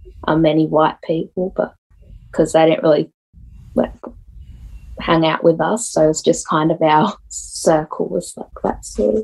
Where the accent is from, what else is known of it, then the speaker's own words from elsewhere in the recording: Hobart, Tasmania, Australia; Well, Hobart is very small, so everyone knows everyone.